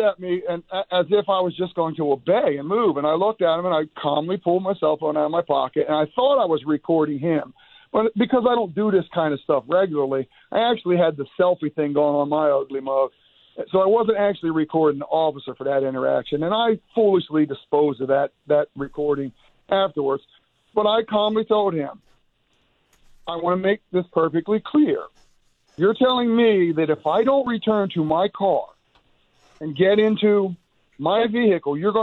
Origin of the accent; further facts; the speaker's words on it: Smyrna, Delaware, United States; we're from Smyrna